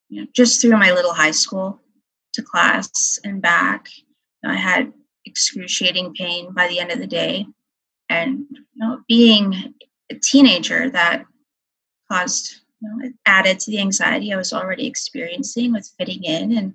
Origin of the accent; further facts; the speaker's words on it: North Battleford, Saskatchewan, Canada; I am from North Battleford, Saskatchewan, Canada. I'm a special education teacher in northern Saskatchewan.